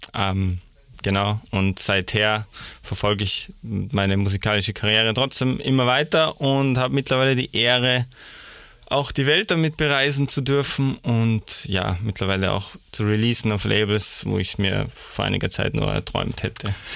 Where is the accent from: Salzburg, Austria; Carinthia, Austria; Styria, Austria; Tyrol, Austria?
Salzburg, Austria; also born or lived in Vienna; ich bin äh, in Salzburg aufgewachsen